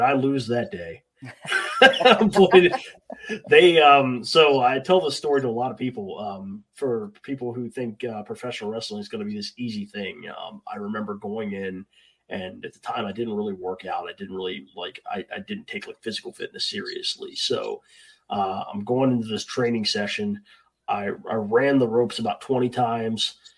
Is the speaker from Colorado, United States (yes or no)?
no; Hagerstown, Maryland, United States; I'm from Hagerstown, Maryland. So we had a school here in Hagerstown